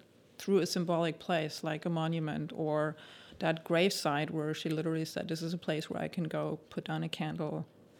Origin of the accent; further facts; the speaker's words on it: Germany; I was born and raised in Germany